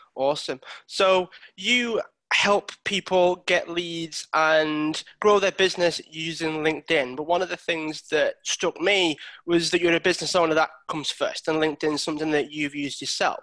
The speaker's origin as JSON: {"language": "English", "town": "Widnes", "region": "North West England", "country": "United Kingdom", "said": "I'm actually originally from Widnes."}